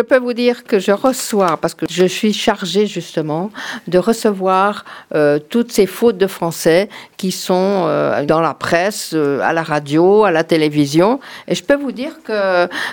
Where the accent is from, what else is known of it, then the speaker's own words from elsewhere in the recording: France; also born or lived in Canton of Vaud, Switzerland; now in Canton of Fribourg, Switzerland; Je suis française d'origine